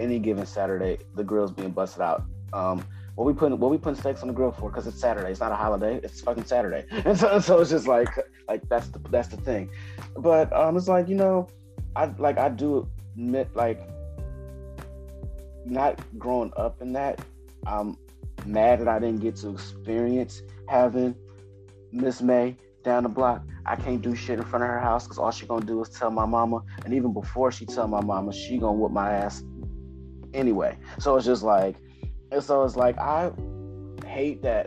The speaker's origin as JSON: {"language": "English", "region": "West Coast", "country": "United States", "said": "I'm from the West Coast"}